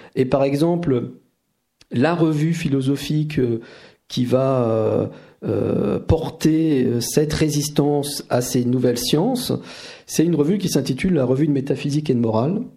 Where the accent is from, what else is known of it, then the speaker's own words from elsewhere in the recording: France; chez nous en France